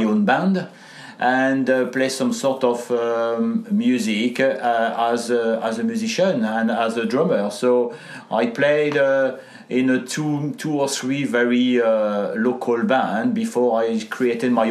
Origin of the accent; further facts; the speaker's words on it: France; accent: French; English is a second language; moved away; with my accent I am French, and I had a chance to grow up with my grandparents